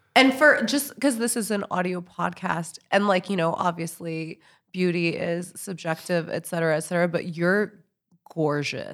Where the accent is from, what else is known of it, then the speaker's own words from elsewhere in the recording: New York City, New York, United States; I'm from New York City